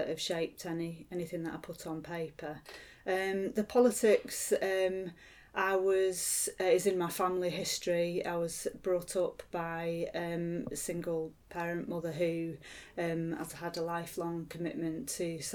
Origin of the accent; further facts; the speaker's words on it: Lancashire, North West England, United Kingdom; also born or lived in San Francisco, United States; I was born in San Francisco in 1967 and arrived in Lancashire from there in 1969